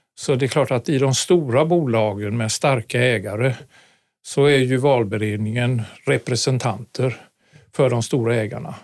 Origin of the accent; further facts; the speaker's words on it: Gothenburg, Västra Götaland, Sweden; moved away; also born or lived in Karlstad / Stockholm; Jag är göteborgare från mm. början